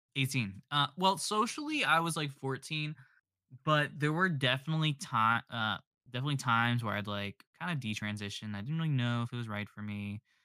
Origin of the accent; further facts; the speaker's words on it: the South, United States; I'm from the South, so there's, like, the Baptist side